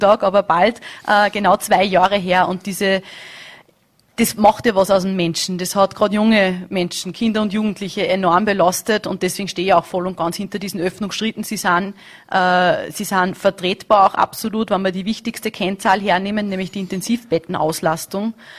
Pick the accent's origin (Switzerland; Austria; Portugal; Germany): Austria